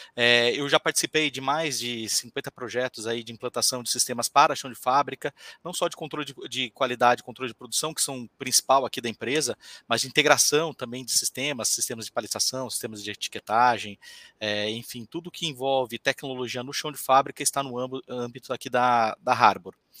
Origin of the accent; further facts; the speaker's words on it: Diadema, São Paulo, Brazil; moved away as an adult; now in Florianópolis, Brazil; Eu sou de São Paulo, né? Eu vim para estudar, é, fazer minha faculdade aqui